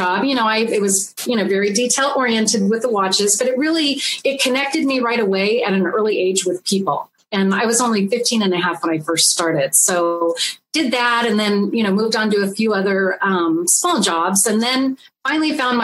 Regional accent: Lakewood, California, United States; also born or lived in Yorba Linda, California; I actually grew up in Lakewood, California

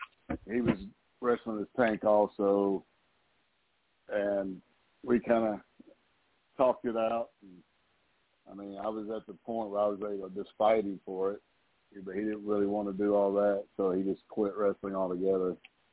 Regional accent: the South, United States; I'm from the South, and I sound like a hillbilly, so nobody wants to hire me

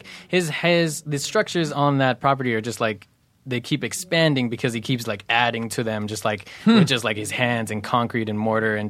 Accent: Fontana, California, United States; also born or lived in Los Angeles; I was born in L.A., raised in Fontana. Fontana is like adjacent to Riverside.

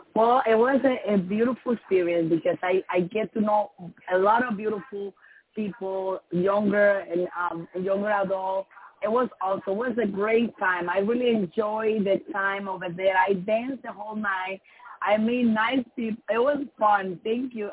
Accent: Dominican Republic; first language Spanish; English is a second language; moved away; I'm from Dominican Republic

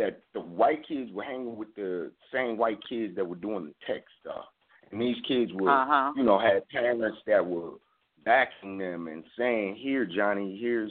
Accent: Atlanta, Georgia, United States; also born or lived in Denver, Colorado / California; I'm originally from Denver, Colorado. I grew up in Atlanta, Georgia, and the culture that you get here in the South.

